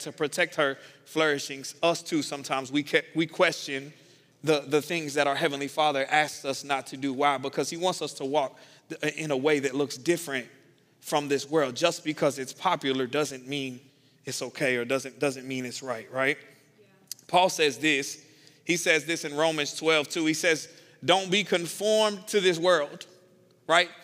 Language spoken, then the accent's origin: English; the South, United States; I'm from the South